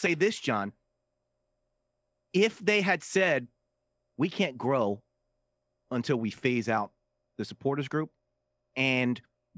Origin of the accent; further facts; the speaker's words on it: Philadelphia, Pennsylvania, United States; I'm from Philly.